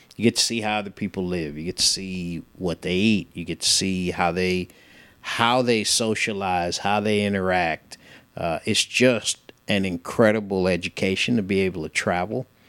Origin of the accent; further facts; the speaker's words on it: San Francisco, California, United States; moved away as an adult; also born or lived in United Kingdom; now in Chattanooga, United States; I grew up in San Francisco